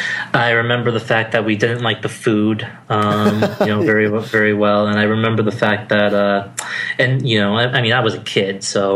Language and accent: English; West Springfield, Massachusetts, United States; moved away as an adult; also born or lived in Providence, Rhode Island / England / Boston, Massachusetts; now in Washington, D.C., United States; I grew up in West Springfield, which is not as diverse as Springfield, obviously. And, you know, I, you know, was in really fairly small schools growing up. You know, my parents wanted me to go through Catholic education